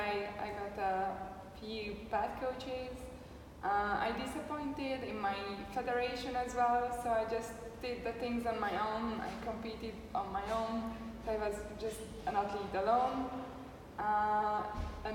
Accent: Hungary; moved away; About myself, so I'm from Hungary. I was a CrossFit coach there for 3 years

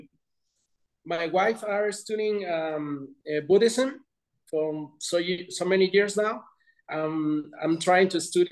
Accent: Mexico; also born or lived in London; Mexico is my hometown

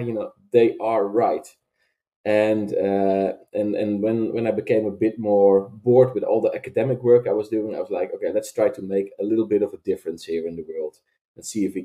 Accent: Veenendaal, Utrecht, Netherlands; I came from a bit more conservative Christian town near Wageningen, where we are now founded, which is called Veenendaal

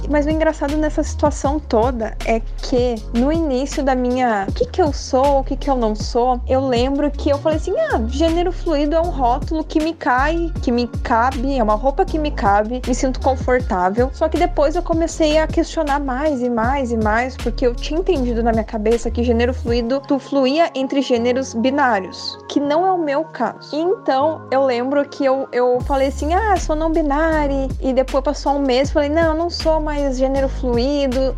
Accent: Rio Grande do Sul, Brazil; moved away as an adult; also born or lived in São Paulo; Eu nasci no Rio Grande do Sul, eu tenho 28 anos, e em 2017 eu tive a oportunidade de morar em São Paulo. Morei lá dois anos.

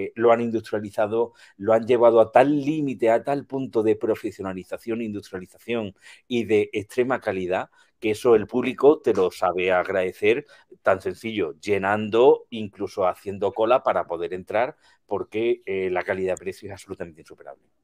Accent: Spain; como buen latino español

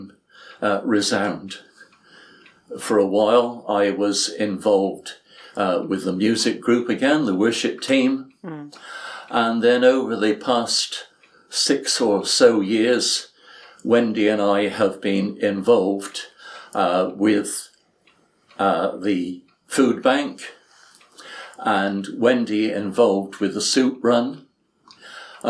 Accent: Edmonton, Alberta, Canada; I was born in Edmonton, Alberta, Canada

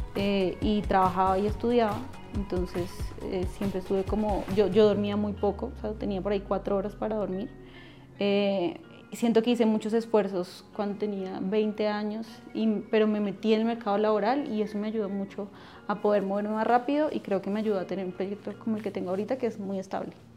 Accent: Funza, Cundinamarca, Colombia; also born or lived in Bogotá; nací en Bogotá, pero viví en Funza como hasta los 20 Dos, 23 años.

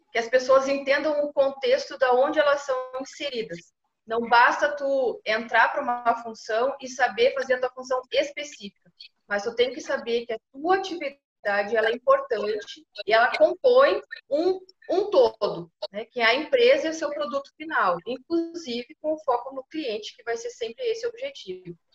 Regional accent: Pelotas, Rio Grande do Sul, Brazil; now in Paraná, Brazil; eu estou no Paraná, mas sou natural de Pelotas.

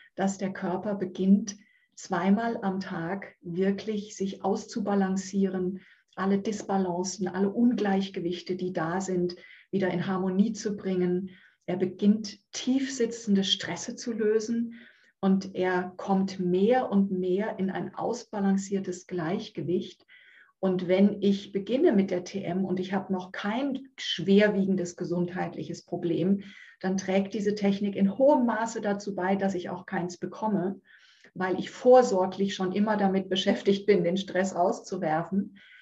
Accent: Münchhausen, Hesse, Germany; ich wohne in dem kleinen, wunderschönen Örtchen Münchhausen im Kreis Marburg-Biedenkopf. Da bin ich zu Hause.

